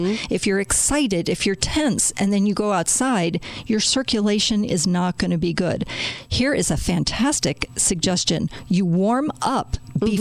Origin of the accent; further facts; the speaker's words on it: Chicago, Illinois, United States; I am from Chicago, born and raised there